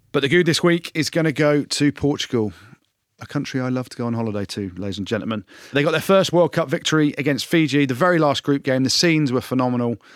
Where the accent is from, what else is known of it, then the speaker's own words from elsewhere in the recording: England, United Kingdom; I'm back in England because I'm English